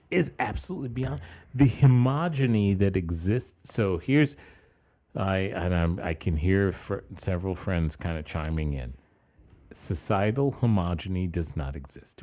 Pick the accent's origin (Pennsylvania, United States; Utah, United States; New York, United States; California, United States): New York, United States; growing up in New York